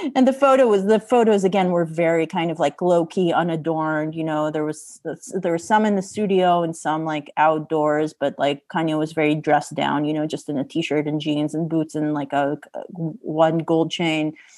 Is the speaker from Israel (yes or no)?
yes; Israel; I'm from Israel